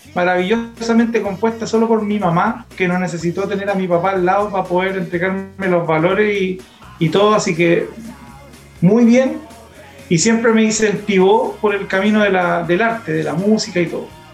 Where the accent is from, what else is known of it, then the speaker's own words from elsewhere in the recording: Coronel, Biobío, Chile; moved away as an adult; also born or lived in Lota / Los Ángeles / Chillán; now in Talca, Chile; yo soy nacido en Lota, avecindado en Coronel, donde viví toda la vida en Coronel